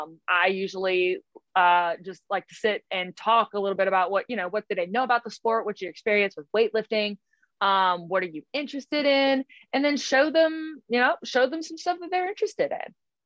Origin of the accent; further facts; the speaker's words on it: Scotland, United Kingdom; Those are the yeah, games girl. For me. I'm Scottish.